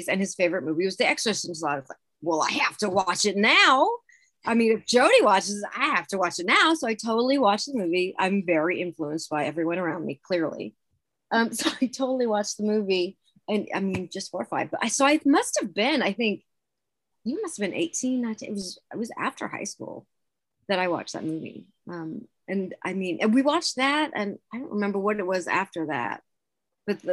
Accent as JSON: {"language": "English", "region": "Washington", "country": "United States", "tie": "born or raised there", "also_born_or_lived": "Louisiana", "moved": "as an adult", "lives_now": "Texas, United States", "said": "I was born and raised in Washington State."}